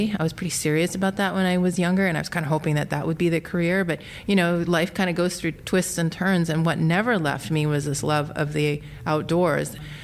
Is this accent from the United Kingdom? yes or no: no; Alberta, Canada; So I grew up in Alberta, which is a province on the western side of Canada.